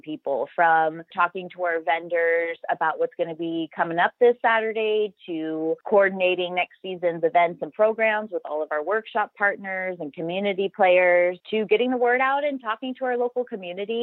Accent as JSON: {"language": "English", "town": "Phoenix", "region": "Arizona", "country": "United States", "said": "I'm from Phoenix"}